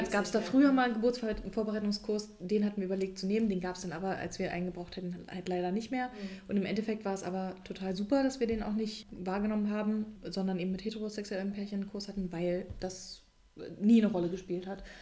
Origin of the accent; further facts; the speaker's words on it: Berlin, Germany; was wir als Berliner